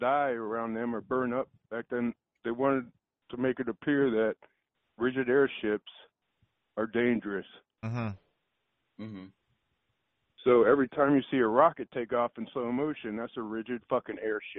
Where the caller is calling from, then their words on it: Austin, Texas, United States; I'm calling from Austin, Texas.